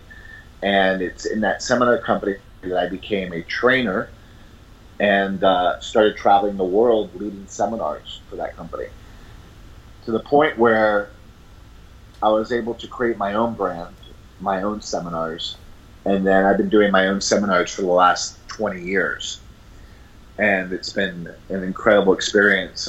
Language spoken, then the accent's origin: English; San Juan, Puerto Rico; moved away as an adult; also born or lived in New York City / Boston, Massachusetts; My family moved to Puerto Rico when I was a year old, so I grew up in San Juan, Puerto Rico. I'm originally from New York City